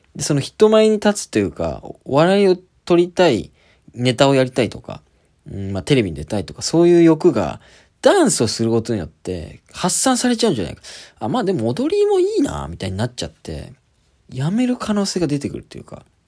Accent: Kyushu, Japan; also born or lived in Kitakyushu; 家の近く、九州の九州工業大学っていう国立の大学に、しぶしぶ行くことになる

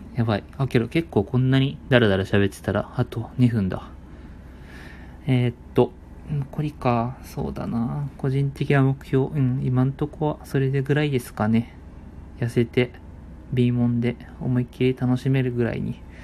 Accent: Chiba, Japan; 僕はあの、地元が千葉

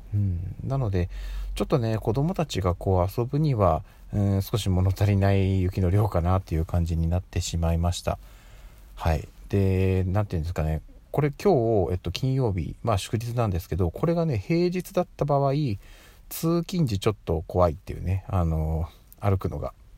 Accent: Tokyo, Japan; 私ずっとね、生まれも育ちも東京にいるんですけど

